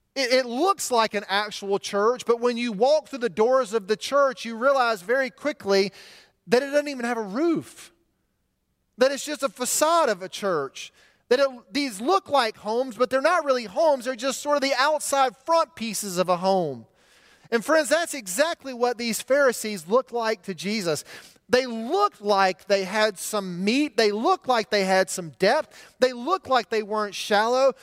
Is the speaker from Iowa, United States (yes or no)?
no; Montgomery, Alabama, United States; my hometown of Montgomery